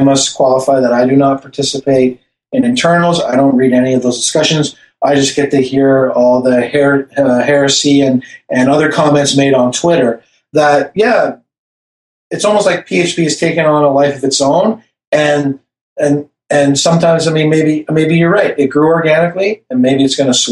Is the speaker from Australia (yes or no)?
no; Canada; accent: Canadian; my Canadian accent